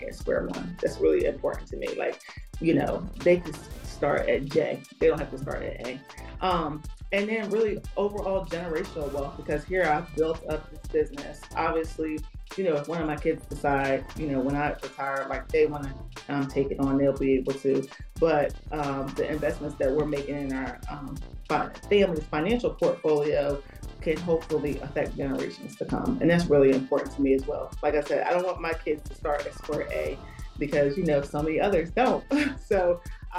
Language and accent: English; Philadelphia, Pennsylvania, United States; I'm from Philly